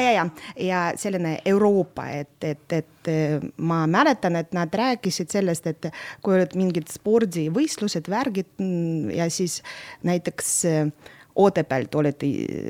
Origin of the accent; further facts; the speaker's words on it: Narva, Ida-Viru County, Estonia; first language Russian; Estonian is a second language; moved away as an adult; also born or lived in Nizhny Novgorod, Russia / Tartu, Estonia; mina olen pooleteistaastane, kui mind toodi, vanemad tõid äh, Narva ja siis mm -hmm. ma mhm. Narvas kasvasin ja Narvas lõpetasin kooli